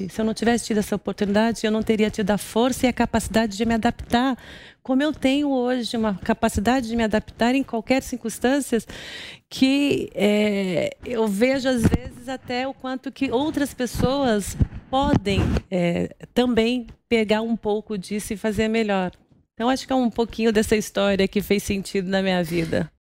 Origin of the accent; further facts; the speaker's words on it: Guarulhos, São Paulo, Brazil; moved away as an adult; also born or lived in Recife / Brasília; eu sou de Guarulhos, eu nasci em Guarulhos